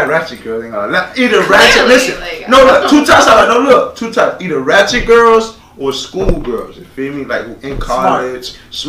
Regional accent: Florida, United States; Cause you know I'm from Broward. I know everybody around us.

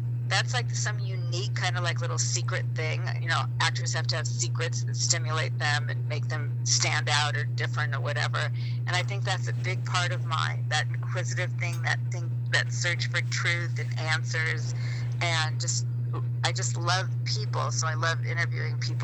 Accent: Palm Springs, California, United States; growing up in Palm Springs

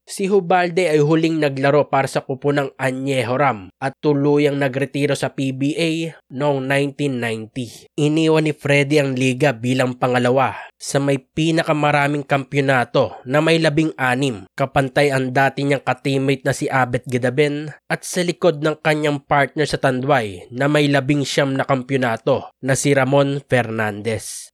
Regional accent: Philippines; Bilang Pilipino

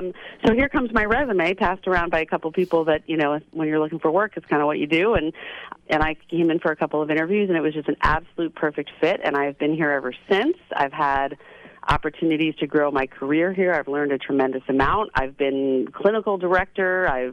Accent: Orange County, New York, United States; I'm from Orange County. I'm from Orange County, New York.

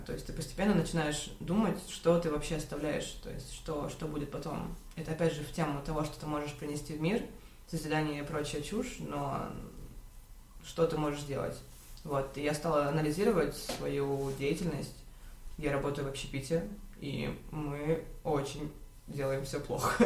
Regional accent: Khabarovsk, Khabarovsk Krai, Russia; moved away as an adult; also born or lived in Ulyanovsk; я родилась в Хабаровске, мои родители геологи. После окончания школы я решила, что я буду пилотом

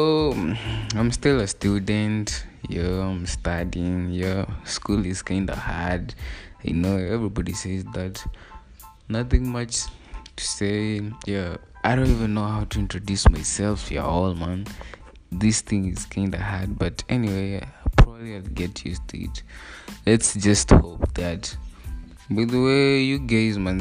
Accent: Kenya; I'm Kenyan, by the way. I'm Kenyan by the nationality

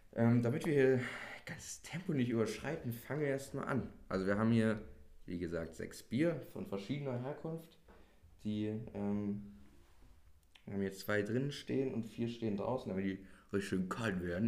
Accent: Germany; darauf sind wir stolz so als Deutsche

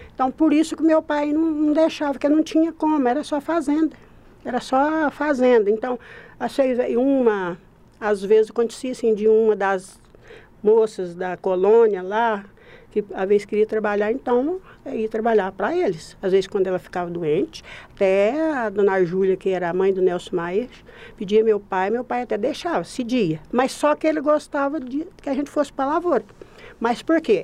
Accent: Passos, Minas Gerais, Brazil; sou daqui de Passos fui nascida na município da Usina Rio Grande. E é município de espaço mesmo. Então, nasci, fui criada lá

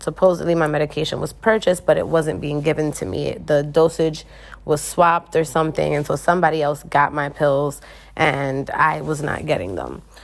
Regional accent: United States; moved away as an adult; now in Dominican Republic; I am a person from the United States

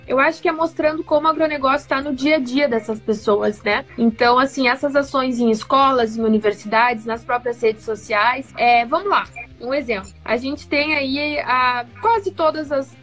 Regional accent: Cruz Alta, Rio Grande do Sul, Brazil; uma boa cruzaltense aqui do Rio Grande do Sul

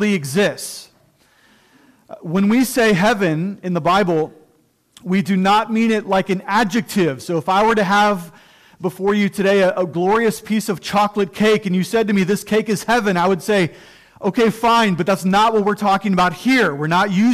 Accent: Cuyahoga Falls, Ohio, United States; I love Cuyahoga Falls, Ohio. That's where I was born and raised, and I love it

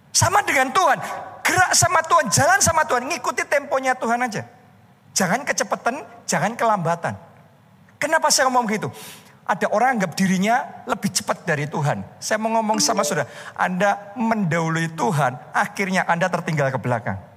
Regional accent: Surakarta, Central Java, Indonesia; born there; also born or lived in United States; saya pulang ke Indonesia. Saya pulang ke Solo karena itu kota kelahiran saya.

